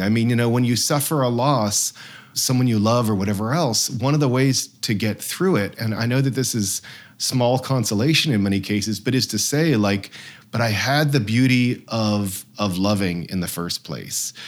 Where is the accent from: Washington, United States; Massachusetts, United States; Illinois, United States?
Massachusetts, United States; now in Vermont, United States; I loved growing up in Massachusetts.